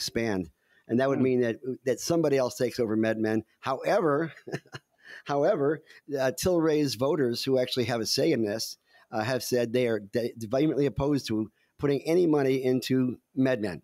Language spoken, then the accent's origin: English; Detroit, Michigan, United States; I'm from Detroit